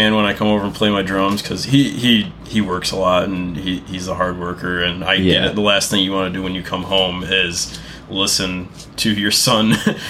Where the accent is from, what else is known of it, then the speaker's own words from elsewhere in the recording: Fenton, Michigan, United States; also born or lived in Mount Pleasant, Michigan; I moved back to my hometown of Fenton, which is around the Flint area.